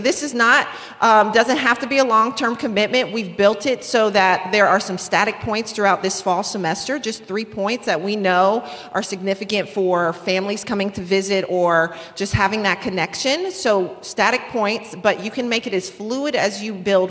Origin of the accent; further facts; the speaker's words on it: North Carolina, United States; also born or lived in Florida / Washington State; now in Pennsylvania, United States; But we're from North Carolina originally. And moved here a year ago, but we've been Florida for years and Washington State, now Pennsylvania.